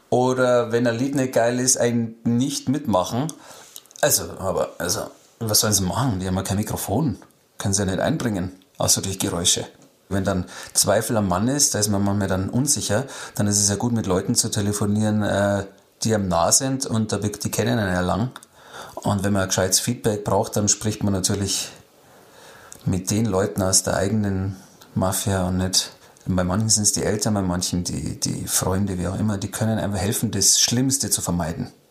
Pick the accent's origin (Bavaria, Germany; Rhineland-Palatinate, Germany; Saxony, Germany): Bavaria, Germany; Ich bin ja nicht umsonst in Niederbayern aufgewachsen.